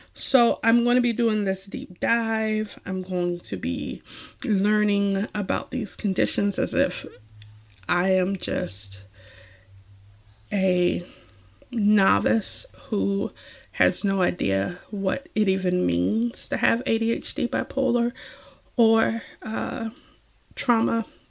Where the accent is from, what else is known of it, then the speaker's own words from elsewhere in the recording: Savannah, Georgia, United States; moved away; I am a former Georgian, although once a Georgian, always a Georgian